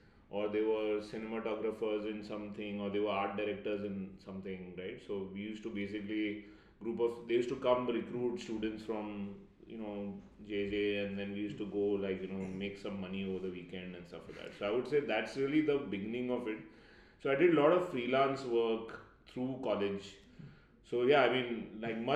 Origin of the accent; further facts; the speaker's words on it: Mumbai, Maharashtra, India; I grew up in Bombay.